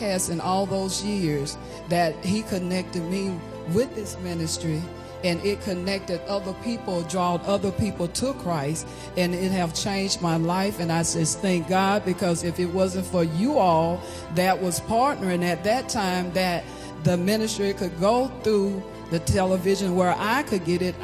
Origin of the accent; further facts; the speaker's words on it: Hattiesburg, Mississippi, United States; I'm from Hattiesburg, Mississippi